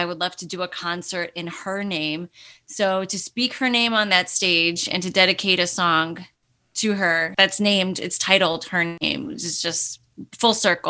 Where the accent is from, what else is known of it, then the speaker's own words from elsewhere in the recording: Chicago, Illinois, United States; also born or lived in Romania; And as soon as I spoke to them in Romanian, which is pretty broken because I've grew up in America. I grew up in Chicago since the age of 3, but my grandparents spoke to me in Romanian. My parents speak to me in Romanian.